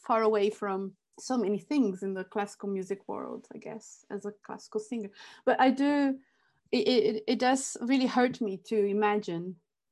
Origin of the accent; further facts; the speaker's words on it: Brazil; moved away; I grew up in Brazil. So growing up in Brazil, I spent most of my life in Brazil